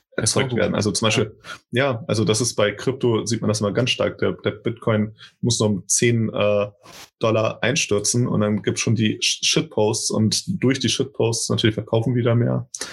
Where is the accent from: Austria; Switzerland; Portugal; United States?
Portugal; now in Germany; ich aus Portugal stamme und hier in Deutschland lebe